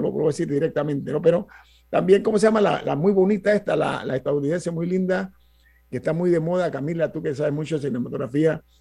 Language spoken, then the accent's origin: Spanish; Panama; yo soy de Panamá